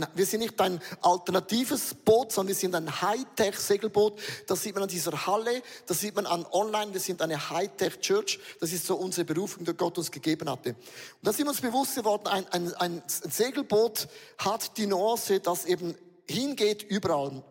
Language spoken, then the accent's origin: German; Switzerland; Wir sind Schweizer